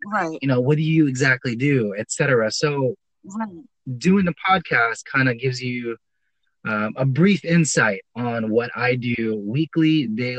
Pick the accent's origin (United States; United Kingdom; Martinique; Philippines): Philippines; moved away; I'm Filipino. I was born and raised there